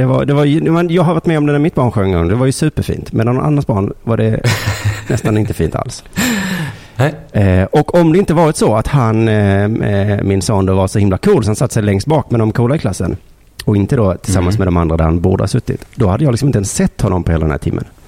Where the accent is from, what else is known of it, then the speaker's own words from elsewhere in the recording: Lund, Skåne, Sweden; also born or lived in Malmö; Jag bor i Lund